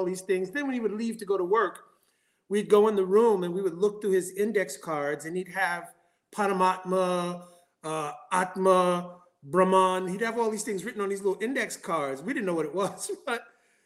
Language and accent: English; New York, United States; also born or lived in Ohio; I was born in Ohio. This body is born in Ohio, and at a very young age, I came to New York